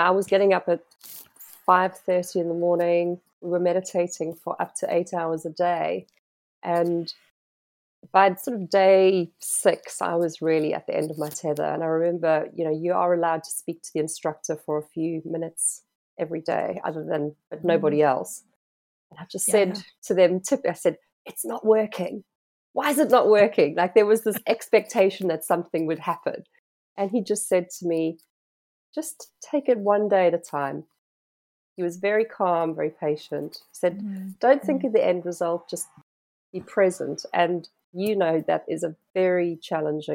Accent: South Africa; moved away; being South African by birth, having grown up by the ocean

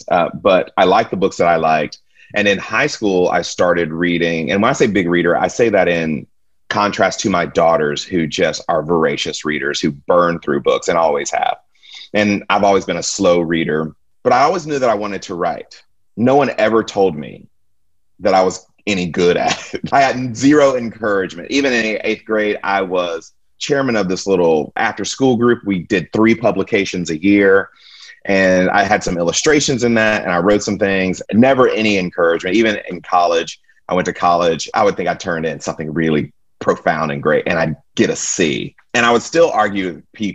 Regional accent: Stone Mountain, Georgia, United States; moved away as an adult; also born or lived in Jackson, Mississippi / Abilene, Texas; now in Houston, United States; I was born in Jackson, Mississippi. We moved, I think I was in 6th or 7th grade. We moved to Atlanta, Georgia, and I grew up in Stone Mountain.

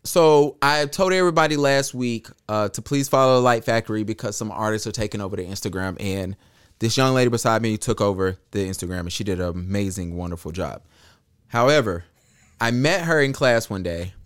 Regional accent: Charlotte, North Carolina, United States; I'm from Charlotte

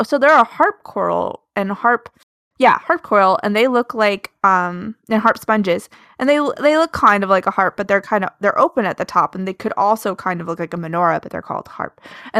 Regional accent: Alaska, United States; I grew up in Alaska.

